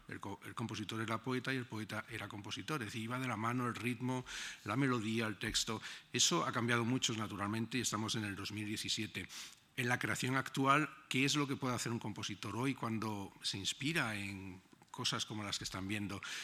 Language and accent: Spanish; Granada, Andalusia, Spain; moved away as an adult; now in Berlin, Germany; cuando era pequeño, mm, en mi casa en Granada, mi ventana daba a la Alhambra